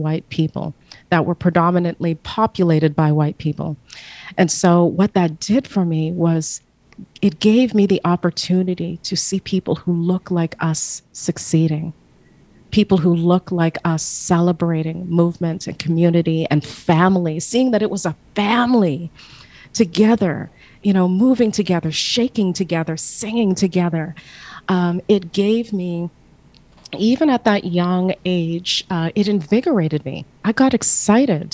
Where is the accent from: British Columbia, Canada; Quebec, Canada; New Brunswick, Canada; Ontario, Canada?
Ontario, Canada; Burlington; I remember being a young girl growing up in Burlington, Ontario